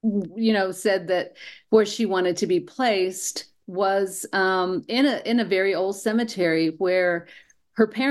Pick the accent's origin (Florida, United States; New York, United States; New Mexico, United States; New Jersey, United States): New Mexico, United States; I was born and raised here in New Mexico, and of course I moved away for a while, and when I came home